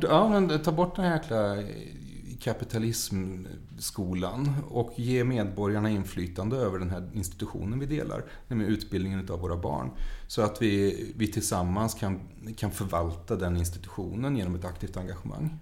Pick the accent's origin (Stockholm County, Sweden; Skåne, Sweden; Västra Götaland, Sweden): Västra Götaland, Sweden; Mariestad; jag är uppvuxen i Mariestad